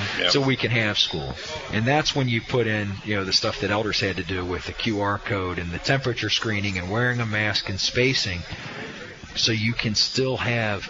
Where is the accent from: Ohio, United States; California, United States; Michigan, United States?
Ohio, United States; Delhi Township; a kid who grew up in Delhi who really loves high school sports